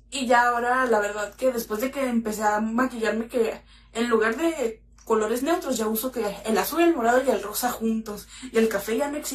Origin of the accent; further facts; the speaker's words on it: Mexicali, Baja California, Mexico; soy de la ciudad de Mexicali, tengo 24 años